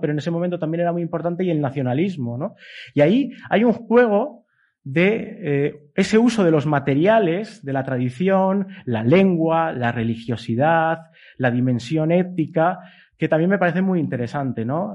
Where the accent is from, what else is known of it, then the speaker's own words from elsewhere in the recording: Bilbao, Basque Country, Spain; moved away as an adult; also born or lived in Ourense; now in Madrid, Spain; yo como vasco, nacido en Bilbao, pero que ahora vivo en Madrid